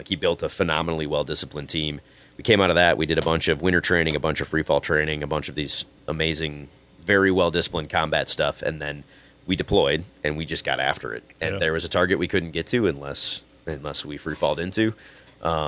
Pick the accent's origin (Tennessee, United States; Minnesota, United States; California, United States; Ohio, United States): Minnesota, United States; moved away as an adult; I grew up skiing on Mount Gato